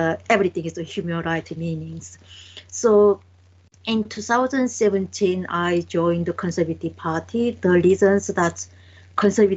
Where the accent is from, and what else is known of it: North Korea; born or raised there; English is a second language; moved away as an adult; also born or lived in China; now in United Kingdom